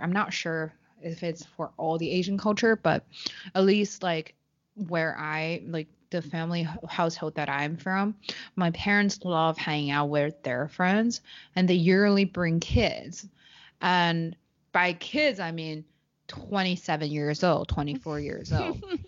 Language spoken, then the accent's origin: English; Beijing, China; English is a second language; moved away as an adult; also born or lived in Shanghai; I was born and raised in Beijing